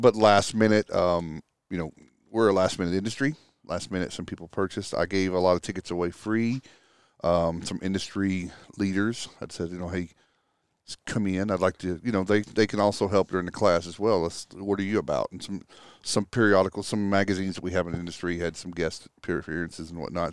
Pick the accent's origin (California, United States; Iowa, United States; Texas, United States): Texas, United States; moved away as an adult; I grew up in Texas. Um, lived there all the way through, through college